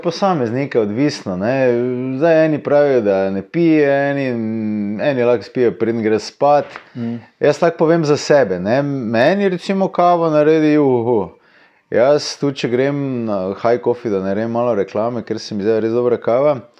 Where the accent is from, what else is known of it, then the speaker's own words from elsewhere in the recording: Slovenia; smo Slovenci